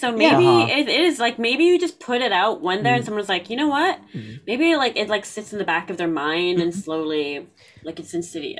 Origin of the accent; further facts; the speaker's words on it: Canada; moved away as an adult; my entire time in growing up in Canada.